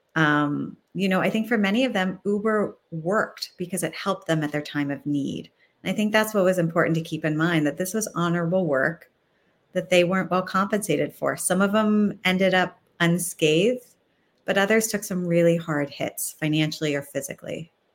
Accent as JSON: {"language": "English", "region": "Northeast Ohio", "country": "United States", "moved": "yes", "lives_now": "Washington, D.C., United States", "said": "I'm from Northeast Ohio"}